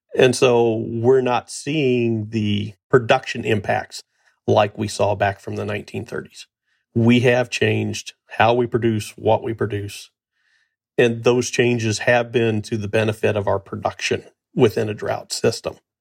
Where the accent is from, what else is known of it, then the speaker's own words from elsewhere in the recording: Missouri, United States; my home state of Missouri